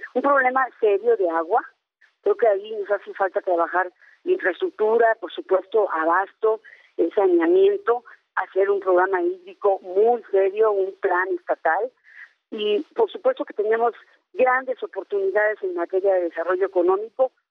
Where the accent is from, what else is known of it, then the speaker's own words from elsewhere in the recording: Sierra de Hidalgo, Mexico; Yo en mi pueblo, que es la Sierra de Hidalgo